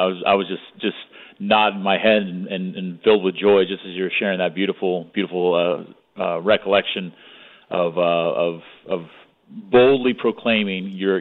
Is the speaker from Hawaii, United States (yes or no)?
yes; Hawaii, United States; also born or lived in California / Tallahassee, Florida; now in Florida, United States; I'm originally pretty West Coast. I was born in California and grew up in Hawaii, actually. And then moved to Tallahassee, Florida